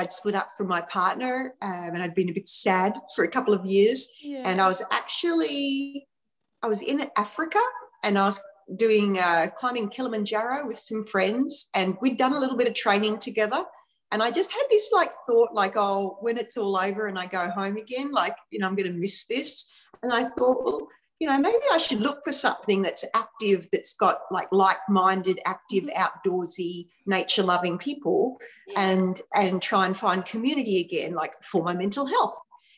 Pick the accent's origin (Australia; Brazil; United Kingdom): Australia; Victoria; moved away as an adult; also born or lived in Fairhaven, Victoria / Melbourne area; now in Noosa, Australia; I live up near Noosa in Queensland, but I was born and lived basically my whole life in Victoria. And I moved up here about 18 months ago